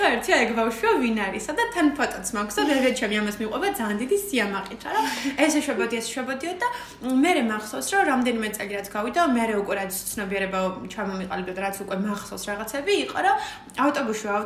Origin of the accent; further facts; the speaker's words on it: Batumi, Adjara, Georgia; მაშინ დავრჩი პირველად ზაფხულში ბათუმში.